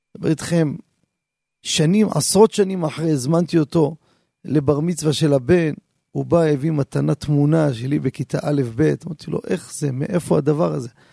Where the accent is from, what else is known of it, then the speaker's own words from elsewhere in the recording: Jerusalem, Jerusalem District, Israel; אני כילד קטן שגדלתי בשכונה